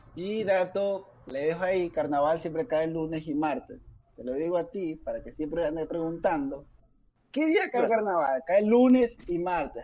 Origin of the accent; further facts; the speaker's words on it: Ecuador; somos ecuatorianos